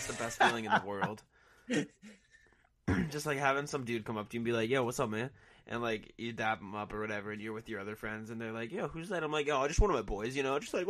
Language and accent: English; Easton, Massachusetts, United States; I'm from Easton, Massachusetts.